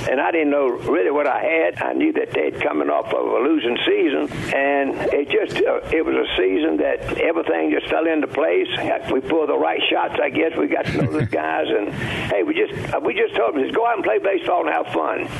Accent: Grenada, Mississippi, United States; I would come back to my hometown of Grenada, Mississippi

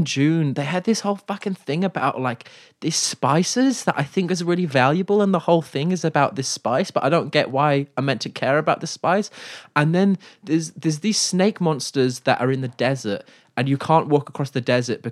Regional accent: England, United Kingdom; I'm from England

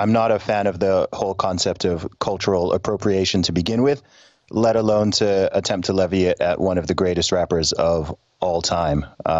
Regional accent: Saudi Arabia; People are always surprised when I say that I loved growing up in Saudi Arabia. I mean, I was living in an expat community, so I'm aware that where I lived was very different in many ways from what you would call the real Saudi, right?

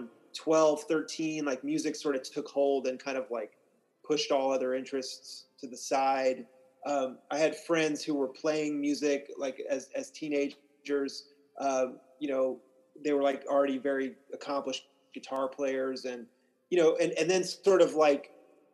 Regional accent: Kansas side, United States; I'm from a suburb of Kansas City, Missouri, that happens to lie in Kansas

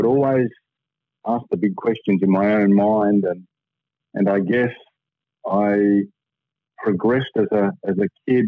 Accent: Sydney, New South Wales, Australia; also born or lived in London, United Kingdom; We grew up in Padstow, which was an area that really was market garden and timber yards, effectively

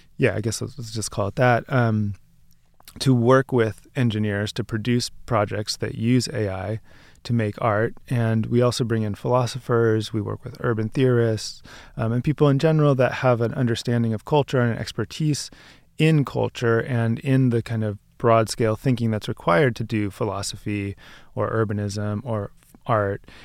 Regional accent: Bay Area, California, United States; also born or lived in Seattle; now in New York, United States; I grew up in the Bay Area

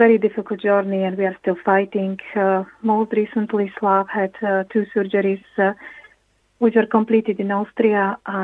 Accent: Slovakia; moved away as an adult; now in Ireland; We are originally from Slovakia. We moved to Ireland in 2006

